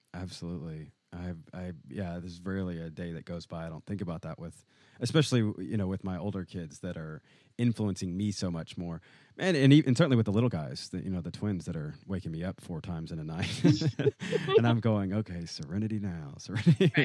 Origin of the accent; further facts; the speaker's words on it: Nashville, Tennessee, United States; I was raised in Nashville, Tennessee